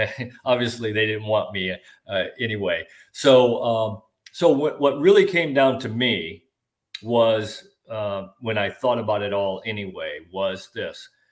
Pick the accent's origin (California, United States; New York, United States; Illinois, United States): Illinois, United States; Kirkland; moved away as an adult; now in Florida, United States; I grew up uh, about 90 miles northwest of Chicago in a small little farm town called Kirkland, Illinois, 1,200 people